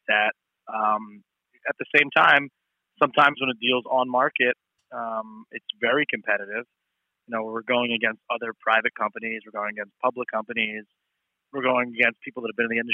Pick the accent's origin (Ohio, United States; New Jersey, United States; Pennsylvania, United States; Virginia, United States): Pennsylvania, United States; Philadelphia; also born or lived in Manhattan, New York / Miami, Florida; I'm from Philly and I need to get back home, I moved back to Philly